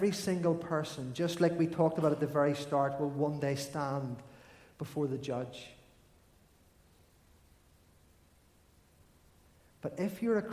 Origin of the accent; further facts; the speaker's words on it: Armagh, Northern Ireland, United Kingdom; I grew up in Armagh